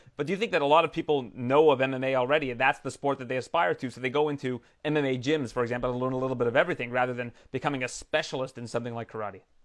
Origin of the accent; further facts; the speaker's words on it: Canada; as a Canadian